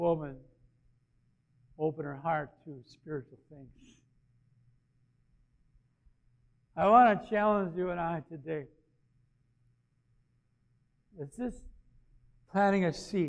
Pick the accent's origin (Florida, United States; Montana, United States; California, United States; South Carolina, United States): South Carolina, United States; Aiken; moved away; my hometown in Aiken